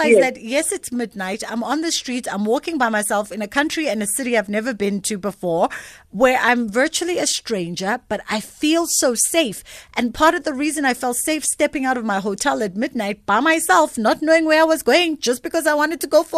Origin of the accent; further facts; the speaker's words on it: South Africa; especially as South African women